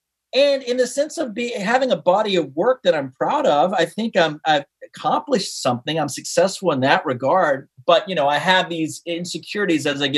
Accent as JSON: {"language": "English", "region": "East Coast", "country": "United States", "tie": "born there", "said": "Also, I was born on the East Coast. I have family in North Carolina and Florida."}